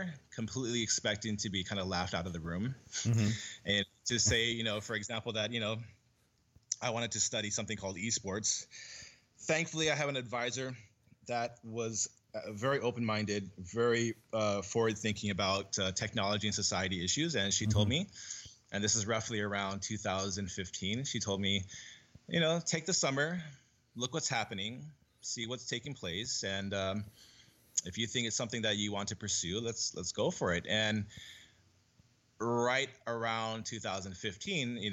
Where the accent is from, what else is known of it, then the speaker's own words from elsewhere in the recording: San Diego, California, United States; now in Hawaii, United States; I became an avid Street Fighter player in San Diego, where I grew up